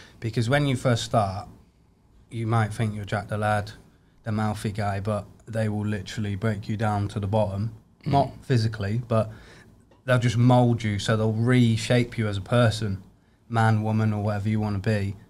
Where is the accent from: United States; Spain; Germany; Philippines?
Germany; also born or lived in England; But yeah, so I grew up in Germany and then went back to England, did all this army stuff, and then ended up typical, getting posted back.